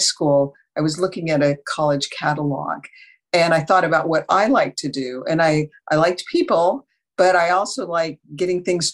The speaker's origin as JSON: {"language": "English", "town": "Las Cruces", "region": "New Mexico", "country": "United States", "tie": "born or raised there", "also_born_or_lived": "Ellsworth Air Force Base, South Dakota", "said": "they returned to Las Cruces, New Mexico. So I grew up in the beautiful desert Southwest."}